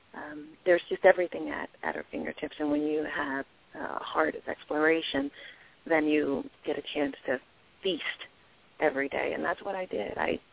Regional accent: Washington, District of Columbia, United States; I grew up in Washington, D.C., was born and raised, and was educated in D.C. as well

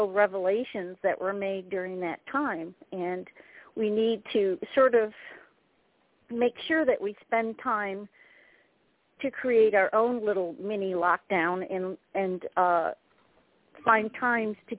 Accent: Syracuse, New York, United States; moved away; I'm from Syracuse originally

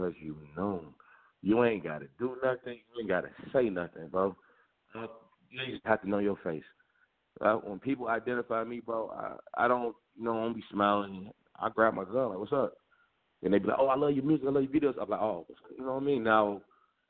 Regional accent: Chicago, Illinois, United States; Growing up in Chicago

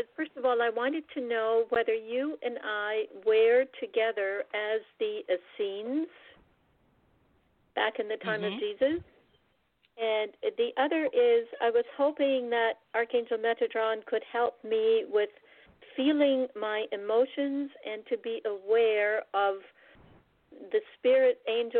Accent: Toronto, Ontario, Canada; Hello, I'm from Toronto

